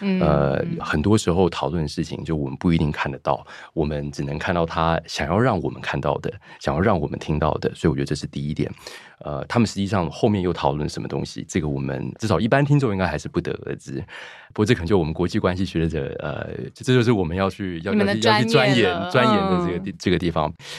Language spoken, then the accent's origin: Chinese; Shanghai, China; moved away as an adult; also born or lived in United States / London, United Kingdom; 因为学校都是都是外籍的那个学生，所以呃，好像在中国长大，但是又不在中国长大。